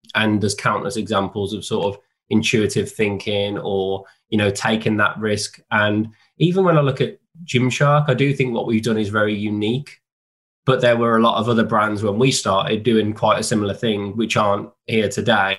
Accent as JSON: {"language": "English", "region": "West Midlands", "country": "United Kingdom", "tie": "born or raised there", "said": "I grew up in the in the West Midlands where I still live now"}